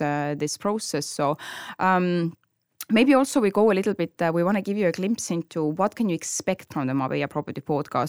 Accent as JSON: {"language": "English", "town": "Tallinn", "region": "Harju County", "country": "Estonia", "moved": "as an adult", "lives_now": "Marbella, Spain", "said": "I'm from Estonia, Tallinn"}